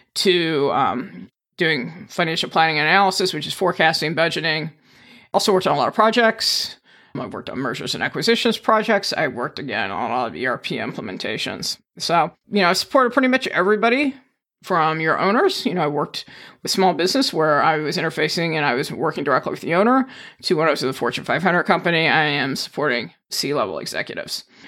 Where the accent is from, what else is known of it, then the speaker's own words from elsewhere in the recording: East Coast, United States; moved away as an adult; also born or lived in Indiana / Maryland / Virginia; now in Saint Charles, United States; born in Indiana, but I've spent most of my childhood out on the East Coast